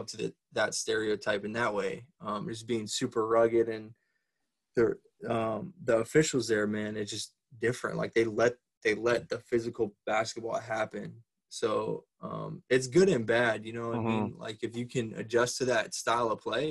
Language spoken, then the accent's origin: English; United States; the only American player coming over to start